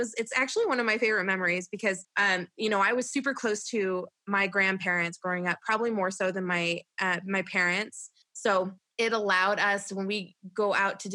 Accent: Redding, California, United States; also born or lived in Toledo, Ohio; now in Colorado, United States; I was born in Toledo, Ohio, and I grew up there for the first 8 years of my life. And then me and my family moved to Redding, California. And I was there for years, and I basically grew up in California

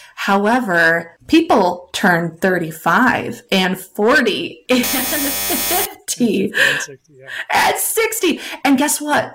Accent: Wisconsin, United States; I am from Wisconsin. You cannot shake the cheese out of a Wisconsin girl.

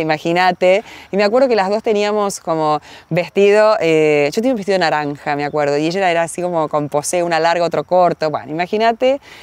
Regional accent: Paraná, Entre Ríos, Argentina; also born or lived in Rosario; cuando tenía cuatro años ya nos mudamos a, a Paraná y allí donde tengo todos los recuerdos de mi infancia, de mi adolescencia

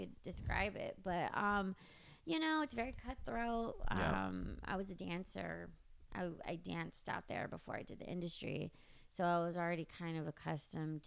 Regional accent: Riverside, California, United States; I grew up in Riverside

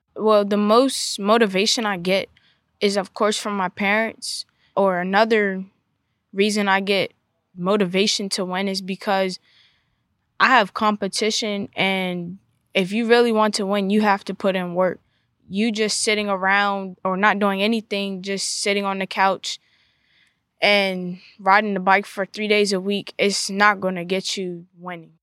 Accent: Southern Maryland, United States; I'm from Southern Maryland

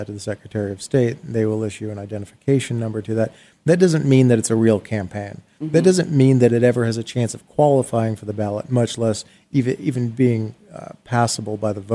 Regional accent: Arizona, United States; here in my home state

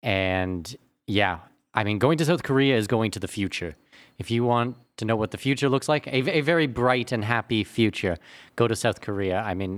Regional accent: Canada; Because I'm Canadian, we did so much on the TSX

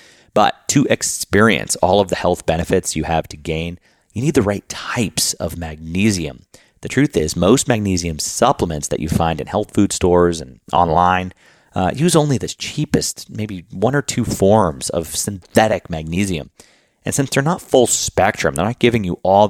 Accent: Boston, Massachusetts, United States; moved away as an adult; now in Luxembourg; I grew up in Boston

